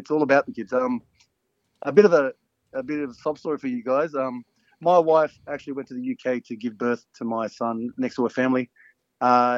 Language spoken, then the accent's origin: English; Parramatta, New South Wales, Australia; I was raised in North Parramatta, born and raised in North Parra.